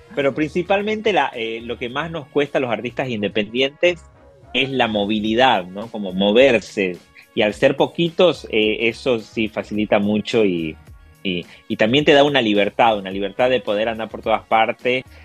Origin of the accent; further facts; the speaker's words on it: Tucumán, Argentina; now in Buenos Aires, Argentina; yo soy de Tucumán, del norte de Argentina pero vivo en la capital federal, en Buenos Aires